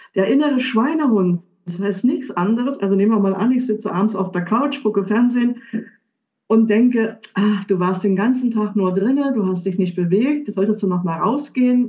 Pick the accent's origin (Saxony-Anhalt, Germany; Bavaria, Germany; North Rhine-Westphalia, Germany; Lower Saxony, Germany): Saxony-Anhalt, Germany; Dessau; moved away as an adult; also born or lived in Switzerland / Munich; Ich bin zurückgegangen. Ich komme aus Dessau